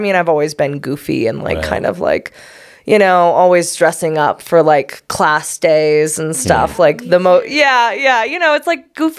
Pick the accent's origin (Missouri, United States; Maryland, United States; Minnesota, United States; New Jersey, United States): Missouri, United States; Cape Girardeau; moved away as an adult; also born or lived in Kentucky; now in Denver, United States; Technically, I was born in Kentucky and then my parents hopped over to Southeast Missouri.